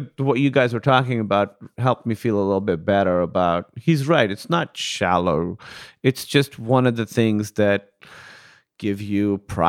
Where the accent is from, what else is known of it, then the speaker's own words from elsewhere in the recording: Pakistan; We're both Pakistani